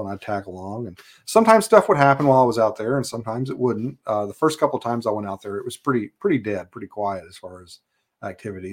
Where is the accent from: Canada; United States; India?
United States; Kentucky; moved away as an adult; now in Alaska, United States; I was born in Kentucky, uh, grew up there.